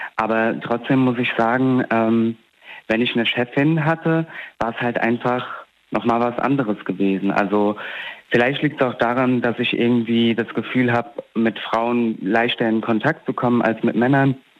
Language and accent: German; Alzey, Rhineland-Palatinate, Germany; ja aus Alzey